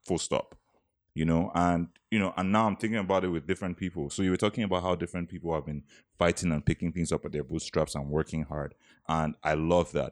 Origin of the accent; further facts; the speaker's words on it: Nigeria; moved away; as a Nigerian